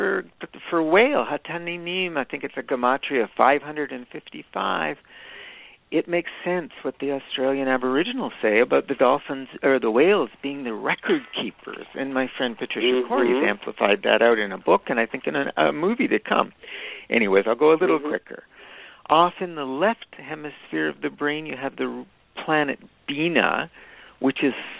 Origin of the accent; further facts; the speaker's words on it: Niagara Falls, Ontario, Canada; I grew up in Niagara Falls